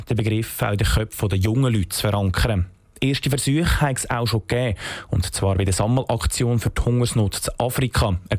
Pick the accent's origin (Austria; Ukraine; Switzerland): Switzerland; Bern; Ich bin ein Berner und ich habe natürlich ein Herz für einen Bär, das ist klar.